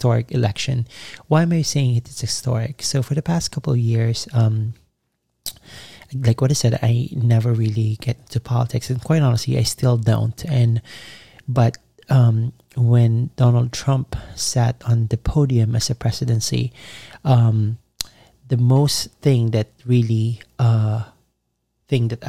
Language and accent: English; Philippines; now in United States; I was born in the Philippines. However, I migrated to America and I become a U.S. citizen